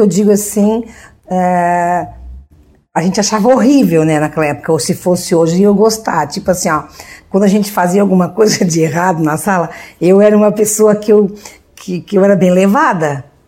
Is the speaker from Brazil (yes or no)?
yes; Orleans, Santa Catarina, Brazil; also born or lived in Urussanga; Eu sou natural de Uruçanga, mas a gente só, só nasceu lá e veio pra cá, né? Veio pra Orleans